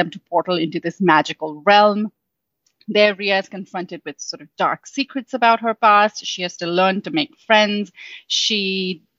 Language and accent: English; Mumbai, Maharashtra, India; moved away as an adult; now in United States; I'm Indian, and I grew up in Mumbai, India. I lived there my whole life. I've moved to the States only 9 years ago